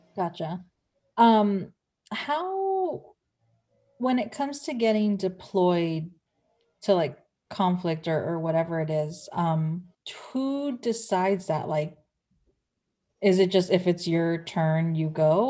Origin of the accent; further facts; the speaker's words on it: San Pedro, California, United States; we have an Air Force base in my hometown in San Pedro